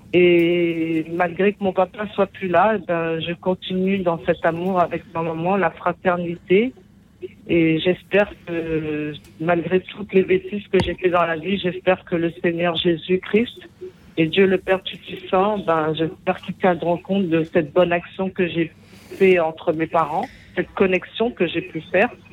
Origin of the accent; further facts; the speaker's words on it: Paris, Île-de-France, France; also born or lived in Antilles; depuis mon enfance, dans le 14e arrondissement à Paris